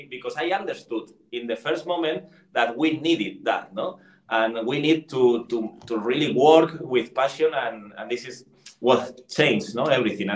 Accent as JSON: {"language": "English", "town": "Madrid", "region": "Community of Madrid", "country": "Spain", "tie": "born or raised there", "second_language": "English", "said": "I am from Spain"}